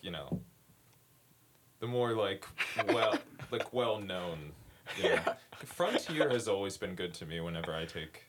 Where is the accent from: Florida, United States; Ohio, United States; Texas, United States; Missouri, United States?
Ohio, United States; I'm from Ohio.